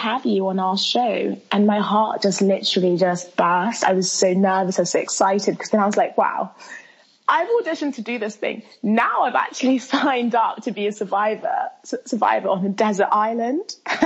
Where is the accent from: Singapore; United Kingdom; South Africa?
United Kingdom; London; English is a second language; also born or lived in Milan, Italy; I was born in Milan. But I was raised in London town and haven't left